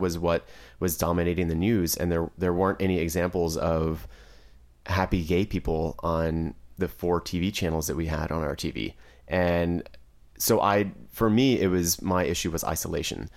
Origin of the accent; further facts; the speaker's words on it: Driftwood, Texas, United States; I'm actually from Driftwood, Texas, and it's a very small town.